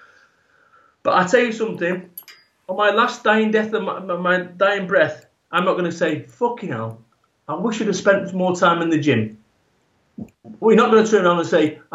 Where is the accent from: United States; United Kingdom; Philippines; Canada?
United Kingdom; Salford, North West England; I am from Salford, Manchester, proper